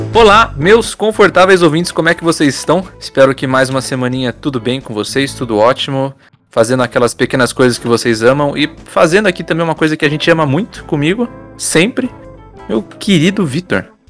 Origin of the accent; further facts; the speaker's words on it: Brazil; eu ainda sou brasileiro